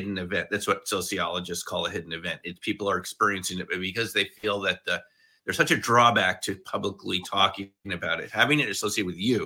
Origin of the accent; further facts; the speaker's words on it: Westchester, New York, United States; I grew up in Westchester.